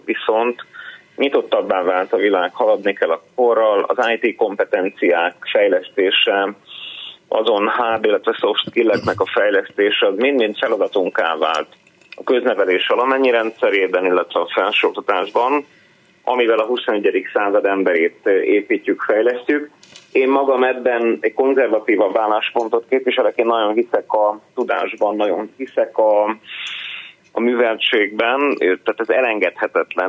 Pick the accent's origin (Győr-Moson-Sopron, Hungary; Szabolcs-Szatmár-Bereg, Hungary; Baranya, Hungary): Szabolcs-Szatmár-Bereg, Hungary; Tiszalök; also born or lived in Budapest; now in Nyíregyháza, Hungary; Én Iregyháza mellett uh-huh. egy kis településen, Tiszelökön születtem, ott dobban a szív.